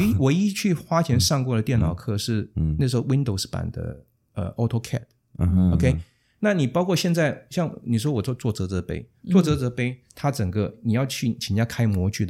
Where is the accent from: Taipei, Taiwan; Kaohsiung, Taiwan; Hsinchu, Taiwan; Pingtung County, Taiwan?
Taipei, Taiwan; Wanhua; 因为我从小在万华出生长大，嗯，那从小就看到游民， 那些无家可归的人